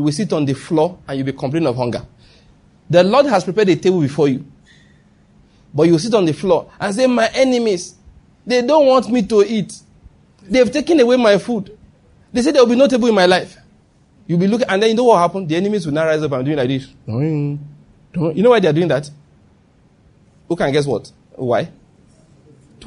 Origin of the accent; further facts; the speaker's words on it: Nigeria; moved away; also born or lived in Lagos, Nigeria; that's my home state. Who will have believed I didn't know my way around it anymore?